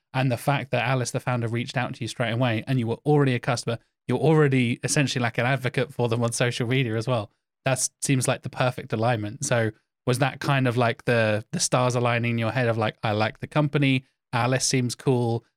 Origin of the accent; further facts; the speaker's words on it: Norfolk, East of England, United Kingdom; I'm from Norfolk. We are a farming county